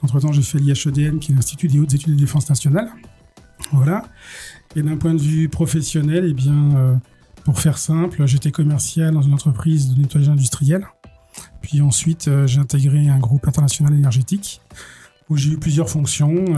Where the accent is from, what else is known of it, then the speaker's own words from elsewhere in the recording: Cholet, Pays de la Loire, France; je suis né en 72 à Cholet. J'y ai passé toute ma vie, euh, ma jeunesse quasiment.